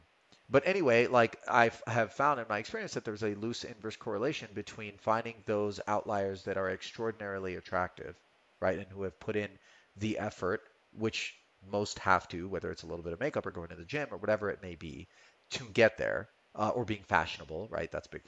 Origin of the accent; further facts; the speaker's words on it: California, United States; You know, yeah, man, because I come from California.